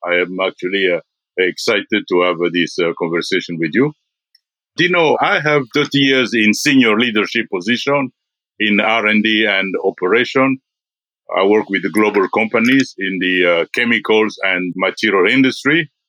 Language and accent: English; DR Congo; born there; English is a second language; also born or lived in Belgium / India; I was born in the Congo. I lived in Belgium. I lived in India.